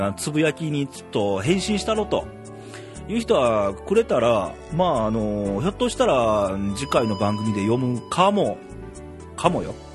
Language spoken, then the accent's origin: Japanese; Ehime, Japan; also born or lived in Kanto; now in Nara, Japan; 僕愛媛県出身でね